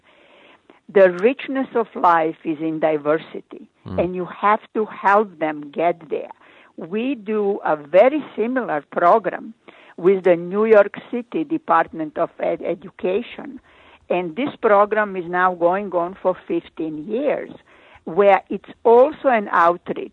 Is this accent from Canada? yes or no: no; Croatia; English is a second language; moved away as an adult; now in United States; I started my residency in my home country, Croatia